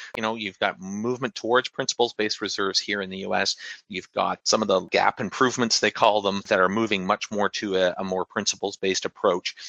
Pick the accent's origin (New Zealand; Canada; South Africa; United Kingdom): Canada; moved away as an adult; now in United States; not being from here in the US, but, you know, having sort of the government provided healthcare that we have in Canada